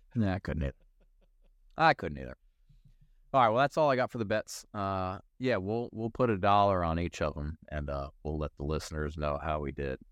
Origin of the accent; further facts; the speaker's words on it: Maryland, United States; we grew up in Maryland